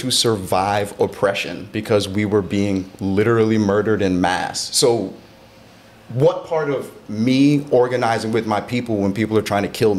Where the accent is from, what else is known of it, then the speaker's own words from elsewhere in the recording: United States; I'm black American. I don't have another flag. I can't be like, I'm Jamaican, or I'm Nigerian, or I'm South African, or like, you know, my people are Kenyan. I'm black in a very generic American sense of the word.